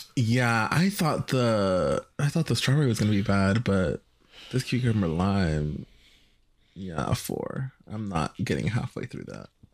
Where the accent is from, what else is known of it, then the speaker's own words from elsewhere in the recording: Virginia, United States; also born or lived in El Salvador; me growing up in Virginia.